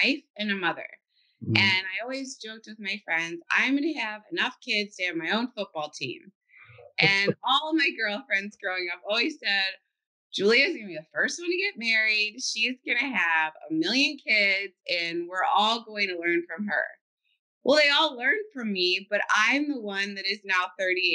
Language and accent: English; Cincinnati, Ohio, United States; I'm from Cincinnati, Ohio. I was born and raised there, and I went to school there